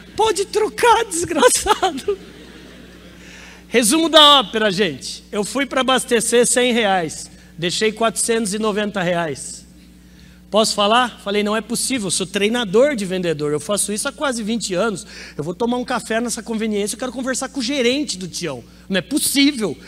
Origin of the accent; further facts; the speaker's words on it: Campinas, São Paulo, Brazil; Sou de Campinas, interior de São Paulo.